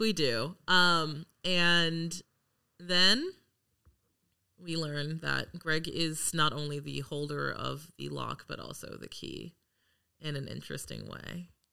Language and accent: English; Los Angeles, California, United States; I am from Los Angeles